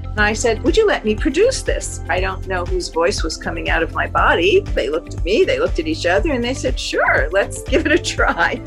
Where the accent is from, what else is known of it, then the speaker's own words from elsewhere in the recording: New Jersey, United States; I grew up in New Jersey